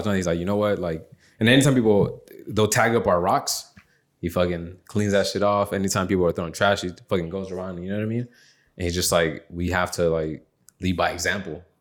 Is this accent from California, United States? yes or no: yes; San Bernardino, California, United States; I'm from SB